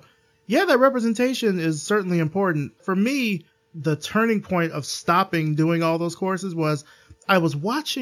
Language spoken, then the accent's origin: English; Alabama, United States; I'm from Alabama